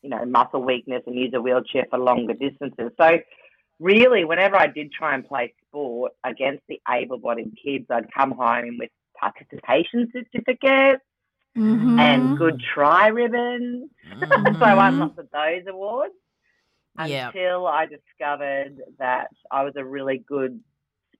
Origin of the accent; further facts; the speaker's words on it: Rockhampton, Queensland, Australia; now in Brisbane, Australia; I'm from Rockhampton, so the beef capital of Australia